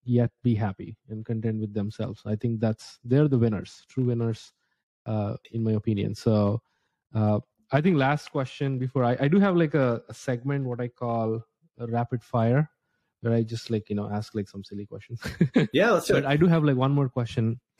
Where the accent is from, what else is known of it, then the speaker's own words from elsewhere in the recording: India; English is a second language; moved away as an adult; now in United States; I think maybe I mentioned a couple times when I came to the US from India. I was a student.